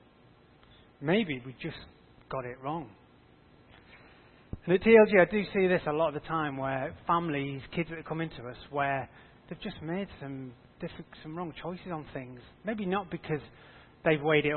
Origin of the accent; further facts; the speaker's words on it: Yorkshire and the Humber, United Kingdom; I grew up in North Yorkshire on a farm